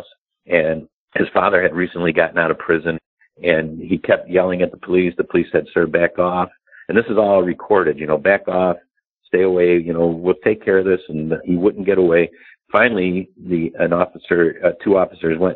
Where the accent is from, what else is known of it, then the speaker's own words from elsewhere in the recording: Chicago, Illinois, United States; I'm from Chicago